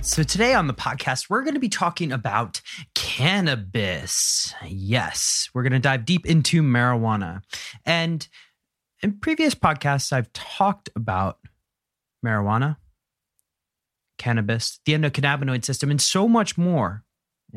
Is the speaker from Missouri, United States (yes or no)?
no; Philadelphia suburbs, Pennsylvania, United States; I grew up out in the suburbs